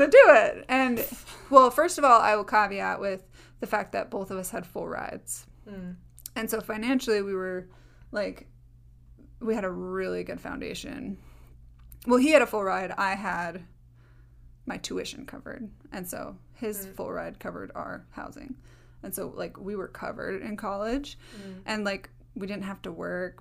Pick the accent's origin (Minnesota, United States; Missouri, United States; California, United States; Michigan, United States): Minnesota, United States; I was from Minnesota.